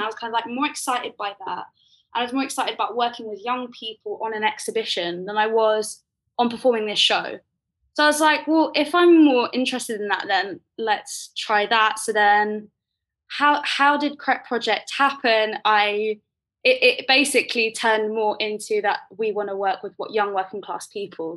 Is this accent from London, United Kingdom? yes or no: yes; Croydon, London, United Kingdom; I grew up in Croydon